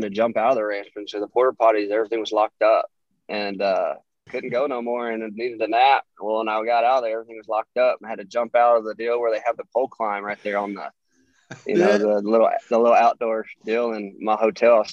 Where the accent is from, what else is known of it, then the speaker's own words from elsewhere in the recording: Houston, Texas, United States; it was just my hometown. And so I remember growing up going to the Astrodome